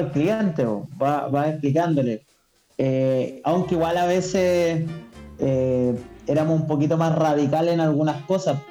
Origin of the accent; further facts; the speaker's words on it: Chile; En Chile producimos pisco y vino